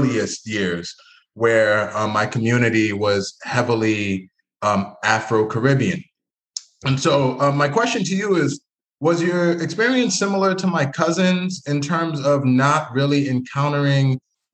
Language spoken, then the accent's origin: English; Providence, Rhode Island, United States; I was born in Providence.